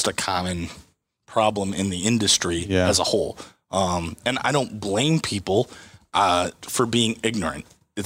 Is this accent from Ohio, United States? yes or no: yes; Swanton, Ohio, United States; born or raised there